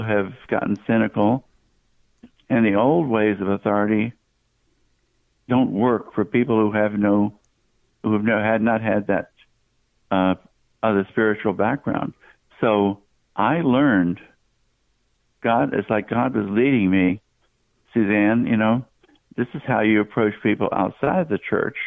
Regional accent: Southeast, United States; I grew up in the southeastern part of the country

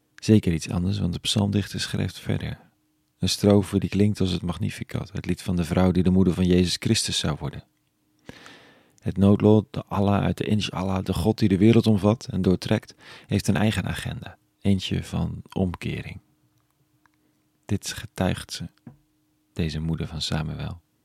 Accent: Netherlands; als Nederlanders

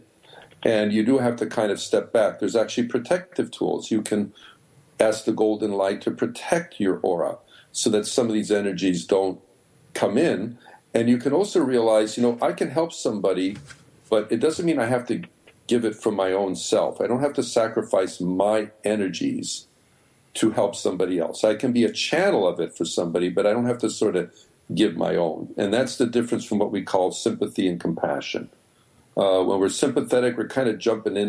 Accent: Chicago, Illinois, United States; moved away; also born or lived in New York; I come from Chicago

